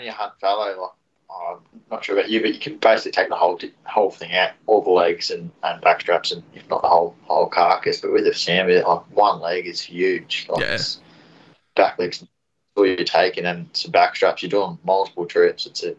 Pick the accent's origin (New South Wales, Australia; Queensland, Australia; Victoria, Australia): Victoria, Australia; Wodonga; Originally from Wodonga